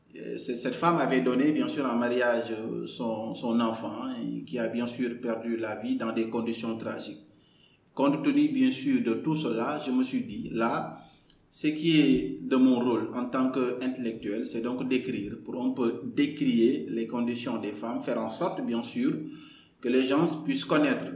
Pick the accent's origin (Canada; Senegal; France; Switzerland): Senegal; Kaolack; moved away as an adult; also born or lived in Dakar; je suis né le 15 mars 1991 à Kaolack. Euh, j'ai grandi à Kaolack, j'ai tout fait à Kaolack